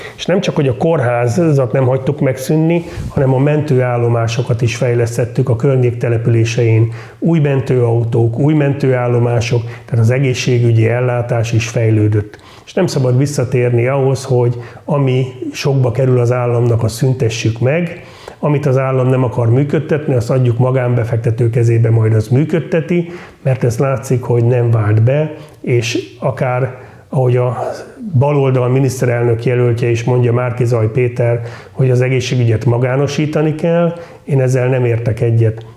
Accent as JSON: {"language": "Hungarian", "town": "Karcag", "region": "Jász-Nagykun-Szolnok", "country": "Hungary", "tie": "born or raised there", "said": "én is karcagi vagyok, kunnak tartom magam"}